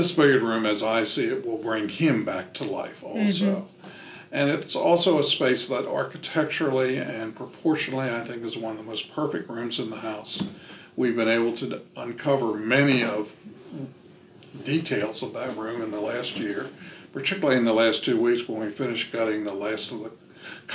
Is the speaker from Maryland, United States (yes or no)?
yes; Maryland, United States; moved away as an adult; also born or lived in Middle Tennessee; now in Nashville, United States; I'm from Maryland and we lived there most of our lives and then came back here